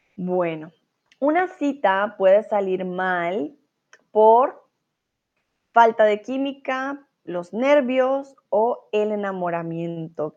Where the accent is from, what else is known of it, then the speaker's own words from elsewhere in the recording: Colombia; now in Germany; soy colombiana y vivo en estos momentos en Alemania